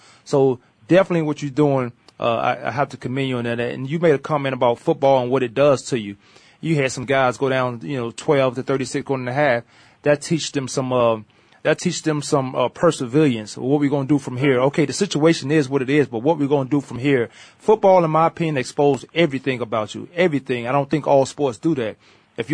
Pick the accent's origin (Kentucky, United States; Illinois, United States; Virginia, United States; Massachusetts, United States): Virginia, United States; I'm from Virginia